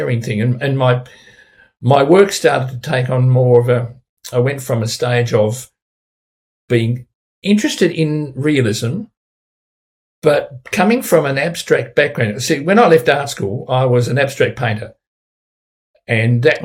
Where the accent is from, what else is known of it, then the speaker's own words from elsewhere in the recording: Tasmania, Australia; my home state of Tasmania, which is renowned for its clean green image